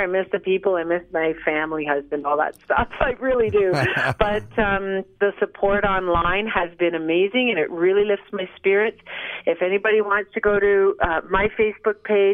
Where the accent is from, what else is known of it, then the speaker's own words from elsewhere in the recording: Toronto, Ontario, Canada; also born or lived in Dublin, Ireland; now in Collingwood, Canada; I was born in Dublin, Ireland, on water. I grew up in Toronto, which is on water, and now I live in Collingwood, which is on water.